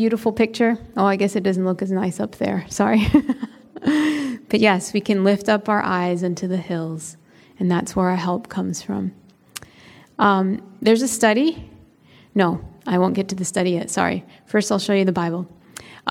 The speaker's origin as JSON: {"language": "English", "town": "Chicago", "region": "Illinois", "country": "United States", "tie": "born or raised there", "said": "I grew up in Chicago, in the city, not like a suburb of Chicago, in the city"}